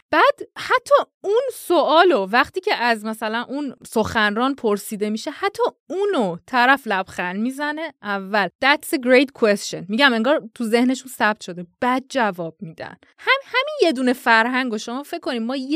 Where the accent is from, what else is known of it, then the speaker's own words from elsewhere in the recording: Iran; منم خب به هر حال دارم از ایران میام دیگه.